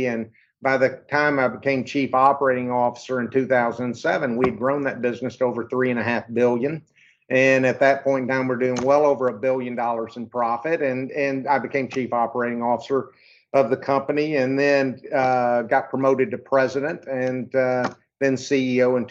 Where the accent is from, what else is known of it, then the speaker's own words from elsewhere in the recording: Arkansas, United States; I was born and raised in Arkansas.